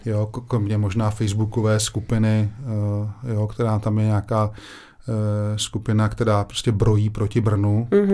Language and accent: Czech; Brno, South Moravian Region, Czechia; protože to je moje rodiště